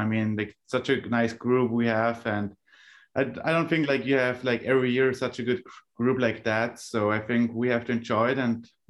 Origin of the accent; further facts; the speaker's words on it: Austria; I'm from Europe, Austria.